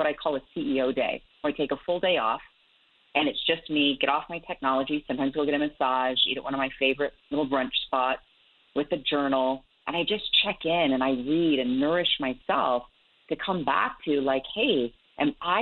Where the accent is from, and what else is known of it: Salt Lake City, Utah, United States; born or raised there